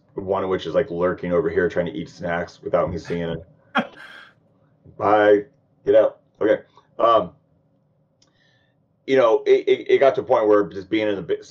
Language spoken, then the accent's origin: English; Sacramento, California, United States; I'm born and raised like Sacramento, California